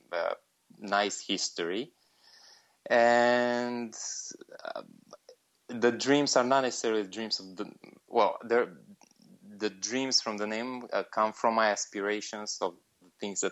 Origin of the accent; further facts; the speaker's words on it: Romania; also born or lived in Bucharest; I'm from Romania. I live in Bucharest